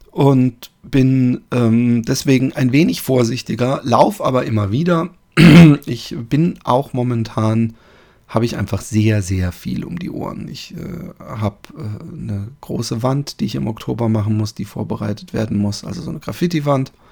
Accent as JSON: {"language": "German", "region": "Baden-Württemberg", "country": "Germany", "said": "riecht es in meiner Heimat im schönen Baden-Württemberg anders, wenn man da über die Felder läuft."}